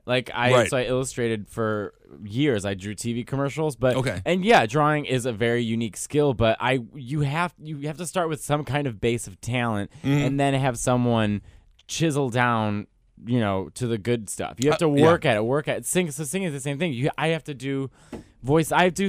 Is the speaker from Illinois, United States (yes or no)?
yes; Chicago, Illinois, United States; born or raised there